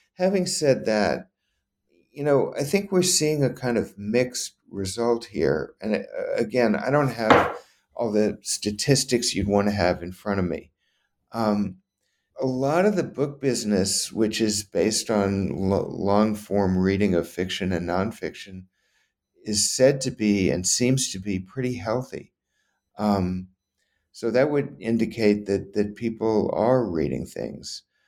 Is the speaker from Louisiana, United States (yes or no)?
yes; New Orleans, Louisiana, United States; moved away; I grew up in Louisiana.